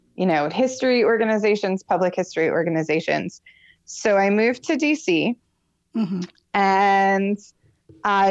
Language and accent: English; Florida, United States; moved away as an adult; also born or lived in Michigan; I'm originally from Michigan. I moved to Florida when I was about 7. Mm-hmm. And I lived there until I was 23-ish